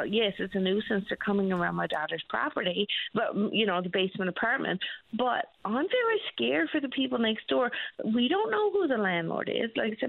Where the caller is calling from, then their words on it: Labrador City, Newfoundland and Labrador, Canada; Good. I'm calling from Labrador City.